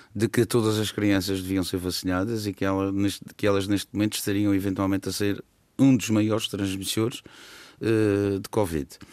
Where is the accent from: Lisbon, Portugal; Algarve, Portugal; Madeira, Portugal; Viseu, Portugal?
Madeira, Portugal; isso orgulha-me como madeirense